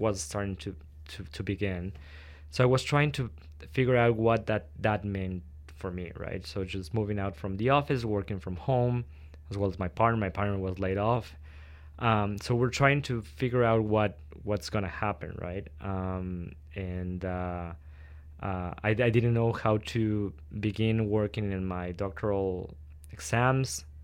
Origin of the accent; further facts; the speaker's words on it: Quito, Pichincha, Ecuador; moved away as an adult; now in Victoria, Canada; I was born in Quito, Ecuador, which is the capital. Um, and I've lived all my life there and just moved with my partner here to Victoria to start to begin school in in 2018